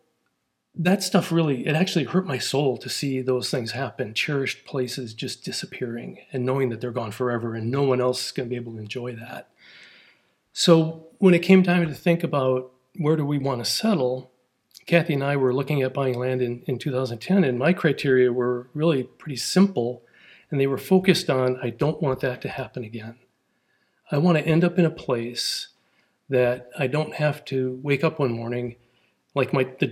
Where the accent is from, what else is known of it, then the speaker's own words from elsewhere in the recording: outside Milwaukee, Wisconsin, United States; moved away as an adult; now in Ozarks, United States; they found a new development out in the cornfields in the woods, and they bought a half an acre and they built a house. And that's where I grew up